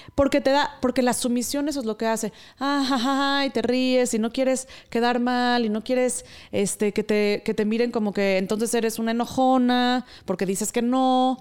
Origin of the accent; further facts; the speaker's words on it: Mexico; la cultura sumisa de la que provenimos siendo la mexicana, en mi caso